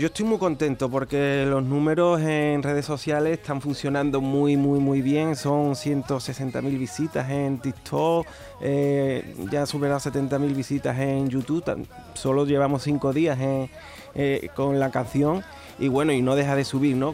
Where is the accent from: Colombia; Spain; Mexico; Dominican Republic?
Spain; Trigueros, Andalusia; moved away as an adult; now in Utrera, Spain; Yo soy de Trigueros. De Trigueros. me Llevo viviendo en Utrera ya unos años, 15 años, güey, ya casi, casi utrerano también, pero yo soy de Trigueros y, llevo mi pueblo siempre por bandera.